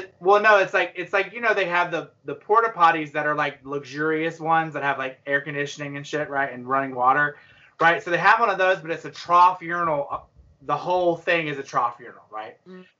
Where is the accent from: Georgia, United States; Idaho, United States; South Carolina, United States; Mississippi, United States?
South Carolina, United States; Gaffney; I'm from Gaffney, South Carolina